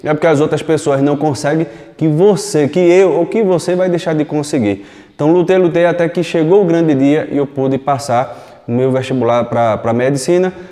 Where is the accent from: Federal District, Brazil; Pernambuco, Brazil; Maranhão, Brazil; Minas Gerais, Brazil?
Pernambuco, Brazil; Recife; eu nasci em Recife, desde pequeno, seis anos de idade, já trabalhei em vários locais, desde os seis anos de idade, trabalhando na rua